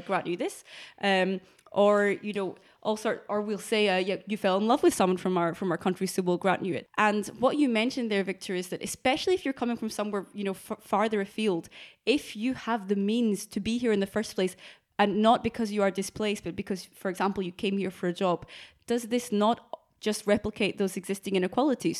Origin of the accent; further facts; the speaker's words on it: Scotland, United Kingdom; my citizenship, if I have to fill in a form, it's Great Britain, right? But I will always identify myself as Scottish